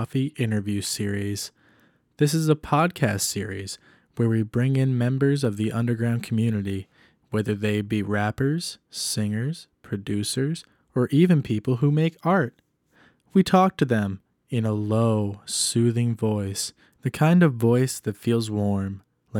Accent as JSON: {"language": "English", "region": "northern Michigan", "country": "United States", "said": "I'm from like the way up north part of Michigan, but I'm in like lower right. Michigan going to college."}